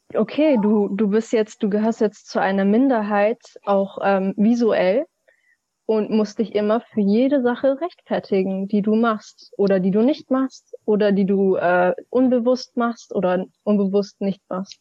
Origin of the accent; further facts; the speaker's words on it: Hamburg, Germany; meine Heimat ist Hamburg, meine Eltern kommen aus der Türkei